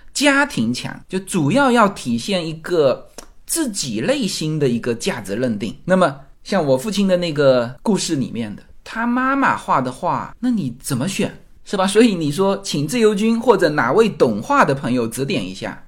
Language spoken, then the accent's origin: Chinese; China; 我们中国人